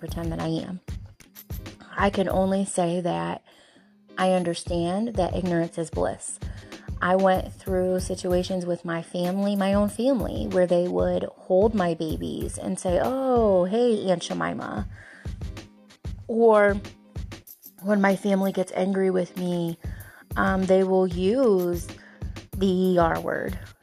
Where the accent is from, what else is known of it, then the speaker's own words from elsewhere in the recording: Bellevue, Ohio, United States; And I come from a small town. I'm from Bellevue, Ohio.